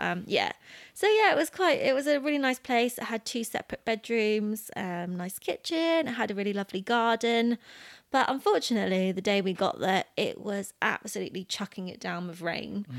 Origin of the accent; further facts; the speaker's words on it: United Kingdom; we're British